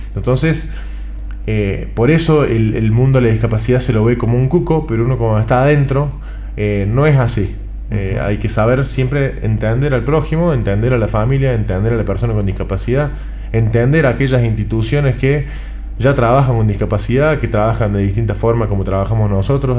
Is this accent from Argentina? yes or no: yes; Córdoba, Argentina; como argentino, ni cordobés